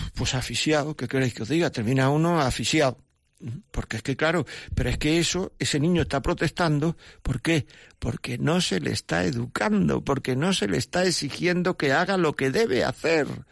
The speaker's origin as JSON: {"language": "Spanish", "town": "Granada", "region": "Andalusia", "country": "Spain", "tie": "born or raised there", "said": "Llaman desde mi pueblo, Encarna de Granada"}